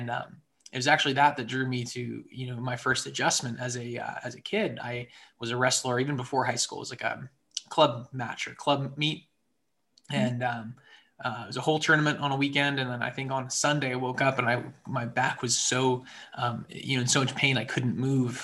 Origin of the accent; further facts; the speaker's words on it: Central Maryland, United States; moved away as an adult; also born or lived in Atlanta, Georgia / Harrisonburg, Virginia; now in Richmond, United States; I'm originally from Central Maryland